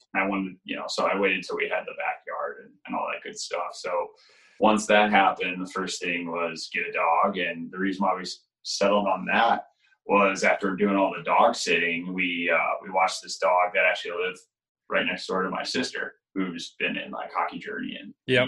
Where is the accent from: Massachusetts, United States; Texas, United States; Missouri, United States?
Missouri, United States; St. Louis; growing up in St. Louis